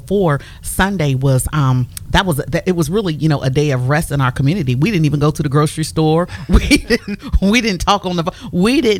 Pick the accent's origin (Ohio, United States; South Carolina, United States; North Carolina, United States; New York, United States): Ohio, United States; Canton; we all attended the same church at Pentecostal Temple, Church of God in Christ in Canton, Ohio